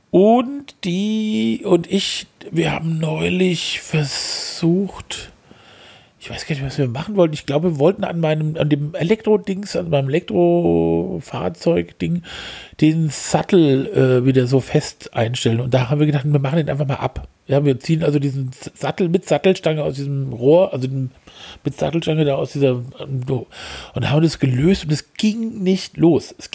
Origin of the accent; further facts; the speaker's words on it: Essen, North Rhine-Westphalia, Germany; ich bin aus Essen.